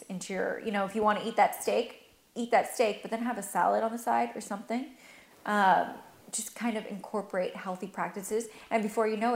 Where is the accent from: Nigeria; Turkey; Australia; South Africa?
Turkey; born there; I was born in Turkey, and I'm not actually Turkish, but um, we took refuge in Turkey when my mom was pregnant